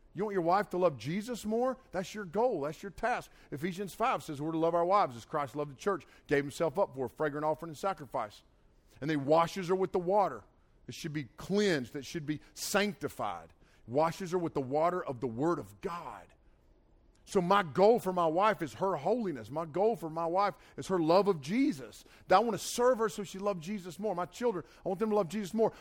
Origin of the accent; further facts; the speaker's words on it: Nantahala River, Nantahala Lake, North Carolina, United States; I grew up swimming in the Nantahala River and the Nantahala Lake